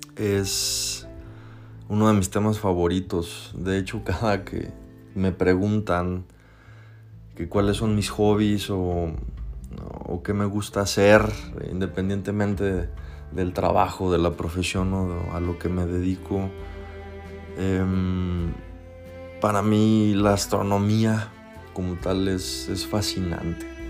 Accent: Mexico; Aquí localmente, en mi país México

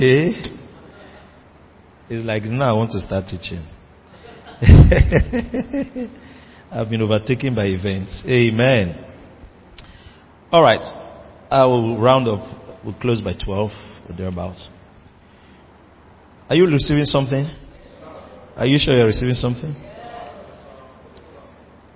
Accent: Rivers State, Nigeria; I'm from River State, where the rivers of living water flow from

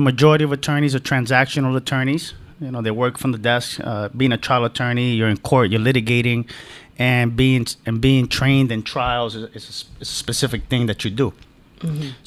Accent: New York City, New York, United States; moved away as an adult; now in Miami, United States; I was born and raised in the Bronx, New York

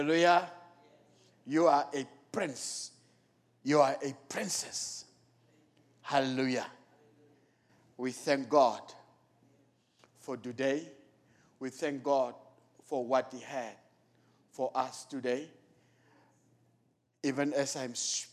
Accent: Namibia; moved away; I'm from Namibia

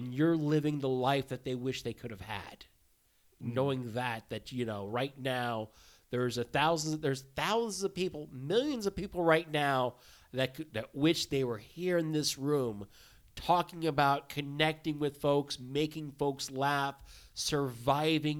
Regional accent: Texas, United States; also born or lived in Laos; growing up in Texas

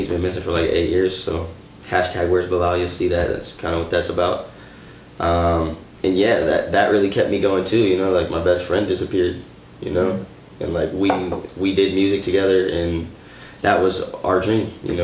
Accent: Beloit, Wisconsin, United States; also born or lived in Madison, Wisconsin; I was born and raised in Beloit, Wisconsin.

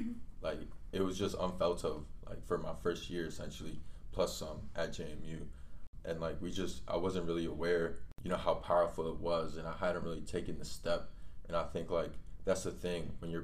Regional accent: Colombia; now in United States; Like my family, when we came from Colombia, we hadn't heard of tortillas till we got to the United States.

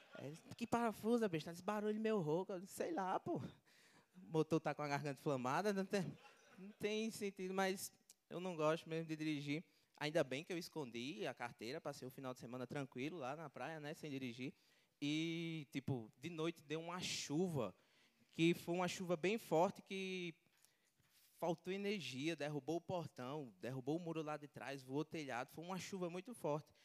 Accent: Natal, Rio Grande do Norte, Brazil; eu sou de Natal, Rio Grande do Norte

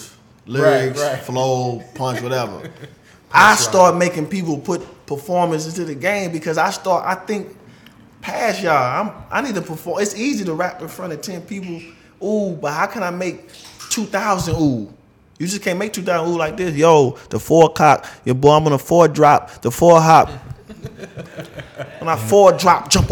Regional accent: St. Louis, Missouri, United States; I'm from St. Louis

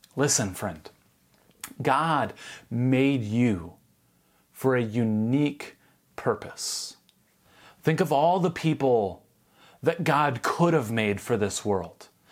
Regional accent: United States; If I'm not American, what am I?

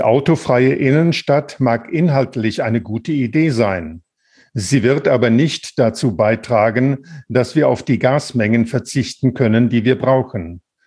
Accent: Wilhelmshaven, Lower Saxony, Germany; Ich bin gebürtiger Wilhelmshavener.

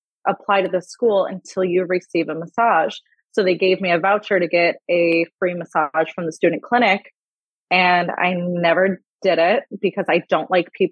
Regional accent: Buffalo, New York, United States; moved away as an adult; now in California, United States; I'm originally from Buffalo, about 2 hours from Toronto. I grew up very familiar with the area you guys are

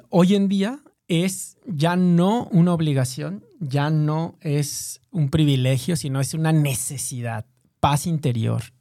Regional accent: Mexico; Somos, los mexicanos somos

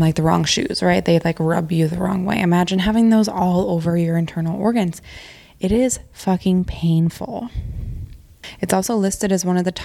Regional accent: Montana, United States; moved away; I grew up in Montana

